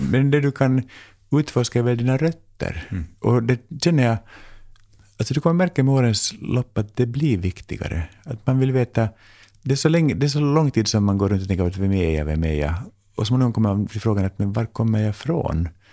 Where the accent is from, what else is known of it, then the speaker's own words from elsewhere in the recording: Finland; now in Sweden; jag är så här finlandssvensk